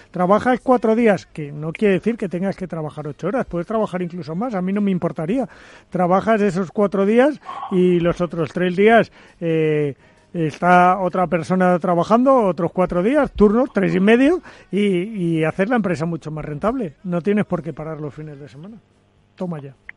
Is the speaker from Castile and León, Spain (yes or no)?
no; Zaragoza, Aragon, Spain; moved away; que yo soy de Zaragoza